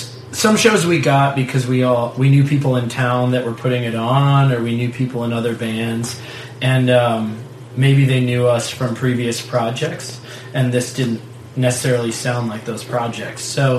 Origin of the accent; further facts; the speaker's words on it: Fremont, Ohio, United States; now in Tucson, United States; I'm from Fremont.